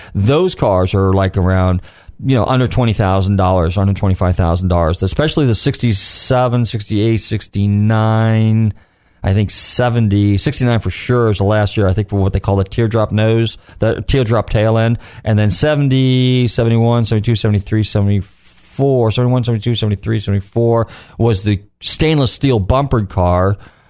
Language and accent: English; California, United States; now in Florida, United States; I'm from California.